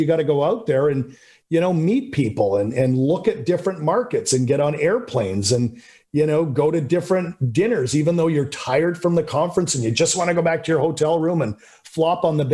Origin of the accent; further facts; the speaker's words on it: Canada; I'm just a guy from Canada, you know, grew up middle class